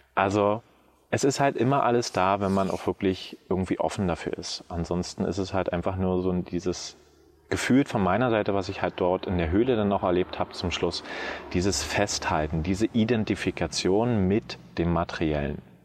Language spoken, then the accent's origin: German; Märkisch-Oderland, Brandenburg, Germany; moved away as an adult; also born or lived in Frankfurt (Oder) / Berlin / Fürstenwalde; now in Tenerife, Spain; Also ursprünglich geboren in Märkisch-Oderland, groß geworden auch wirklich auf einem kleinen Dorf mit knapp 500 Einwohnern